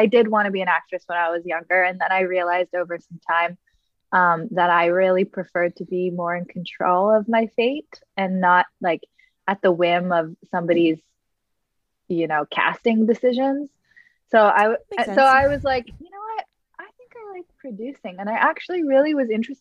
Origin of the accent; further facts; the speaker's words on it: Los Angeles, California, United States; I grew up in Southern California, mostly the Santa Monica, Malibu, West Side part of Los Angeles